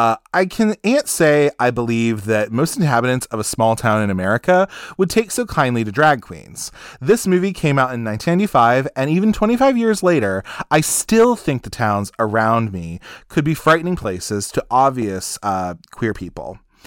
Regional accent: Ohio, United States; I grew up gay in Ohio, where boys called me a fag long before I understood my own sexuality.

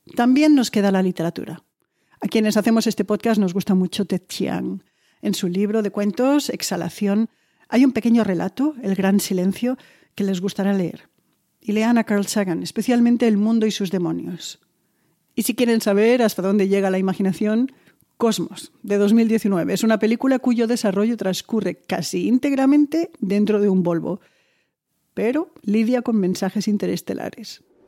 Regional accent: Argentina; now in New York, United States; vivo en Nueva York y soy argentina

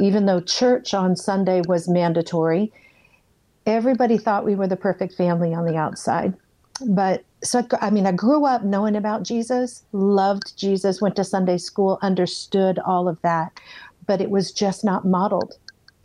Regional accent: Iowa, United States; moved away as an adult; also born or lived in California; I'm from Iowa

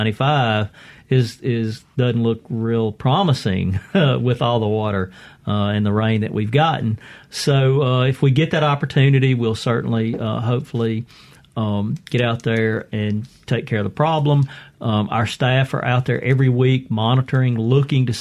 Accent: United States; I grew up on the Mississippi River and have fished it and worked on it my entire life

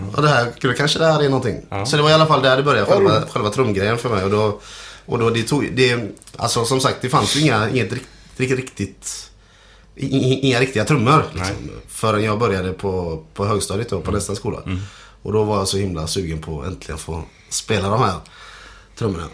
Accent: Sweden; jag är född i Sverige

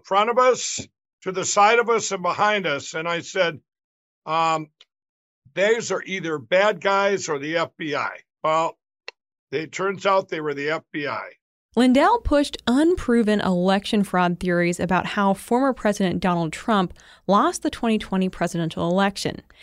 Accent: Mankato, Minnesota, United States; where I was born in Mankato, Minnesota

